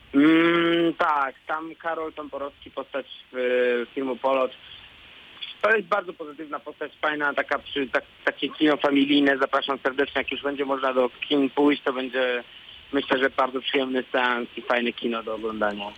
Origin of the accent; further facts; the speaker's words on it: Warsaw, Masovian Voivodeship, Poland; also born or lived in Łódź; ja jestem warszawiakiem